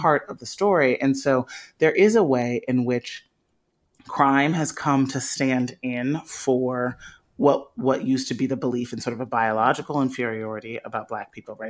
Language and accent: English; Chicago, Illinois, United States; I grew up in Chicago